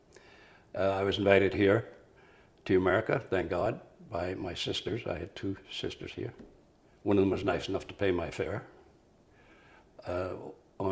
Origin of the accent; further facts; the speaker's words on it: Tyrone, Northern Ireland, United Kingdom; moved away as an adult; now in New York City, United States; I was born in Tyrone, Northern Ireland